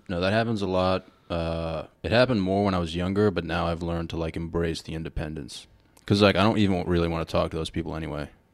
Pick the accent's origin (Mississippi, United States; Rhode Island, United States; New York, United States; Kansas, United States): Rhode Island, United States; we are from Rhode Island.